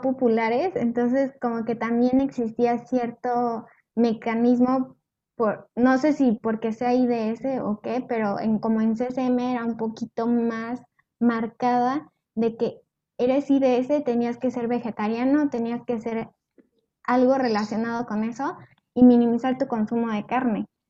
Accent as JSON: {"language": "Spanish", "country": "Mexico", "said": "los mexicanos somos como muy burlones"}